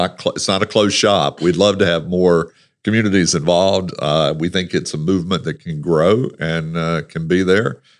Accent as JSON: {"language": "English", "region": "the South", "country": "United States", "said": "I'm Southern"}